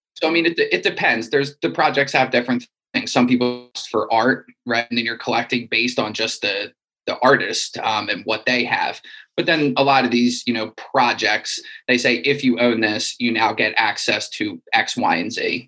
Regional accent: Wilmington, Delaware, United States; I'm from Wilmington, Delaware, in the United States

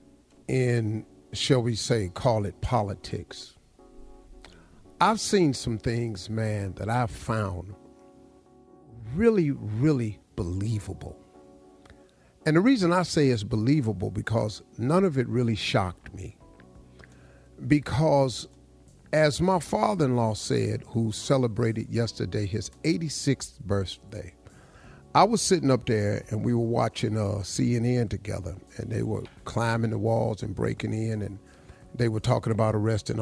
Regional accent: Welch, West Virginia, United States; I grew up in Welch, West Virginia.

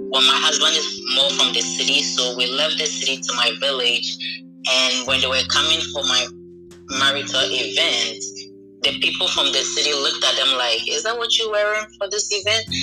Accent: New York, United States; moved away; also born or lived in Ghana; so I'm from Ghana, and I basically spent my 10 years here in the States. I'm in New York, and to be specific, the Bronx. So I grew up here in the Bronx.

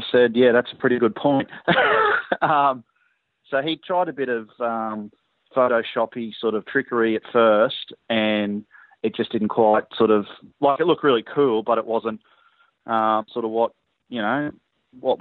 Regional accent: Brisbane, Queensland, Australia; we're all from Brisbane. We've always played in Brisbane

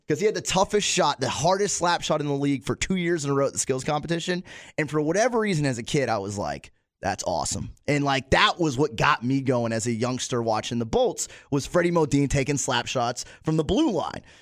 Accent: Plant City, Florida, United States; also born or lived in Pittsburgh / Town 'n' Country; we're from Plant City

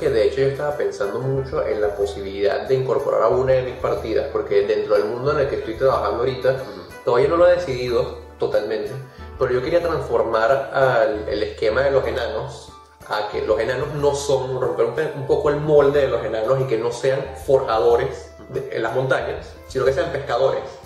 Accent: Venezuela; nosotros somos venezolanos y tenemos ciertas palabras que utilizamos en nuestra jerga del día a día, como burda

